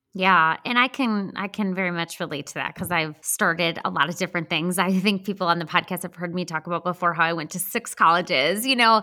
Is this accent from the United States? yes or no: yes; Midwest, United States; accent: Midwestern; my Midwestern accent